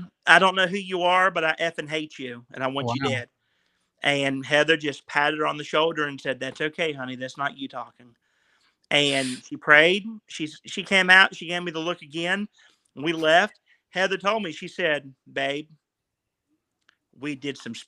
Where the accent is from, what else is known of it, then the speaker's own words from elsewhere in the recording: West Virginia, United States; I'm from West Virginia